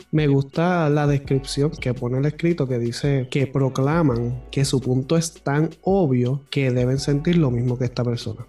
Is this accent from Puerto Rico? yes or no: yes; Puerto Rico; Tú y yo somos del pueblo de Calle en Puerto Rico